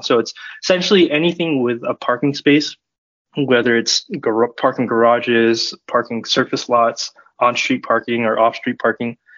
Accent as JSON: {"language": "English", "region": "Southern California", "country": "United States", "also_born_or_lived": "Bay Area / Sacramento", "moved": "as an adult", "said": "I'm originally from Southern California, but I moved up to the Bay Area to study computer science and technology management at UC Davis."}